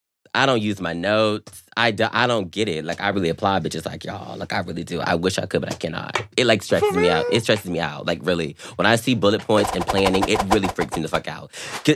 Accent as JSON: {"language": "English", "region": "the South", "country": "United States", "said": "I'm from the South, girl."}